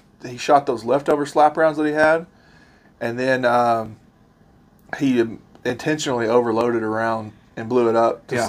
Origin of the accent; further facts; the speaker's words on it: Arkansas, United States; I'm from Arkansas.